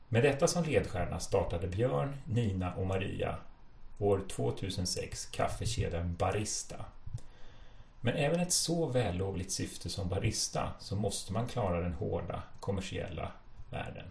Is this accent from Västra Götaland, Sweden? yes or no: no; Stockholm, Stockholm County, Sweden; Jag, jag är från Stockholm